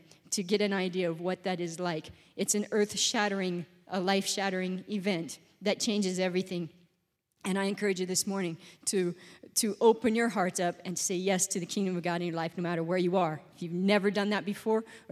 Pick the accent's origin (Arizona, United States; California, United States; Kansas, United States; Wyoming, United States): Wyoming, United States; Gillette; I grew up in Wyoming. I'm from Wyoming.